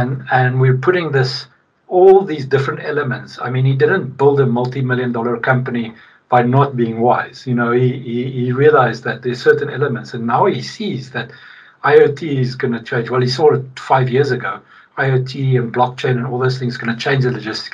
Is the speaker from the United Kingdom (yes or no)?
no; South Africa; now in Sweden; I'm from Sweden now. I mean, I'm from South Africa originally, but I'm Swedish now